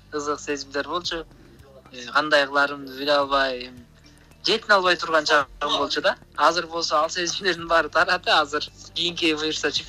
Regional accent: Naryn Region, Kyrgyzstan

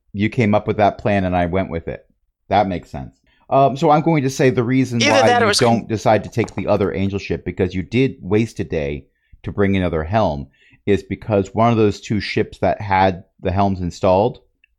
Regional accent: New Jersey, United States; born there; Unfortunately, I was born in Joysey.

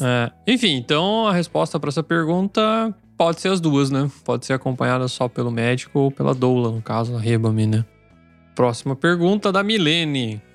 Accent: Brazil; now in Germany; A gente, como brasileiro

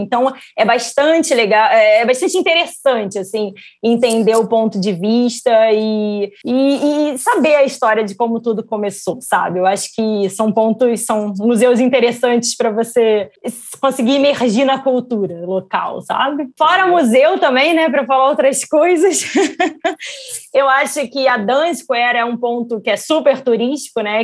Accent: Brazil; now in Amsterdam, Netherlands; eu como brasileira morando aqui

